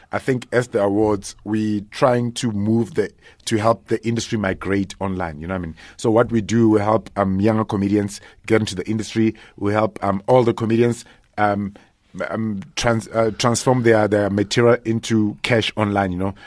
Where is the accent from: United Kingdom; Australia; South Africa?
South Africa; Limpopo; also born or lived in Soweto, Gauteng; in Limpopo, uh, by, uh, Makado. There's a place called Ilim. Nah, not, it's what, it's, uh, thirty, uh, an hour's drive from Polokwane. Uh, so that's, that's where I grew up. And also in Soweto as well